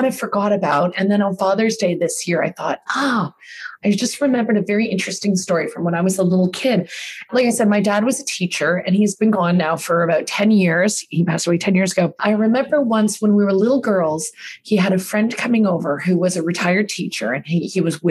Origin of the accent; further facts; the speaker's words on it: Canada; also born or lived in New York, United States / Australia; now in Toronto, Canada; I grew up here in Canada